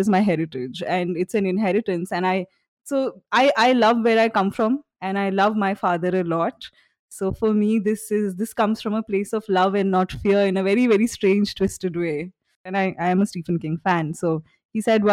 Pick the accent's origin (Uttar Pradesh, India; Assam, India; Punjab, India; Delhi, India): Assam, India; Guwahati; also born or lived in Shillong, Meghalaya, India; I was born in Shillong and I was brought up in Guwahati. So these are cities in Northeast India